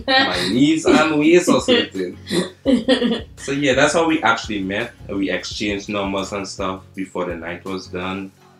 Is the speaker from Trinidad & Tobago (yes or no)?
yes; Trinidad & Tobago; I'm actually from Trinidad and Tobago.